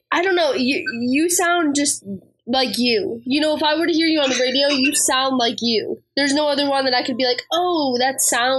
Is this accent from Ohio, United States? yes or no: yes; Ohio, United States; now in Tennessee, United States; And I'm from Ohio, so I understand the whole northerner versus southerner thing. I live here in Tennessee, but again, from Ohio.